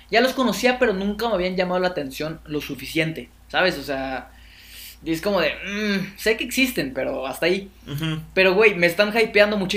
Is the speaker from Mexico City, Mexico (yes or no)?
yes; Mexico City, Mexico; Yo soy de la CDMX